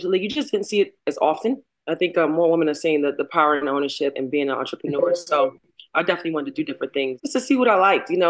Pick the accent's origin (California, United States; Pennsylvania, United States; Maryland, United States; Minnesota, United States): Maryland, United States; Baltimore; I'm from Baltimore.